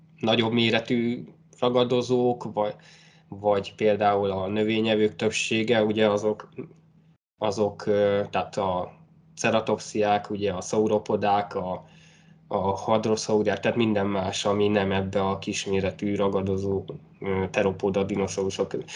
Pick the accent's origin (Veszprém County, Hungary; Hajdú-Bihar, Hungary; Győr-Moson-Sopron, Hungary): Hajdú-Bihar, Hungary; Great Hungarian Plain, southern Hortobágy; én az Alföldről származom, konkrétan a Hortobágy ja. egy, egy déli sarkából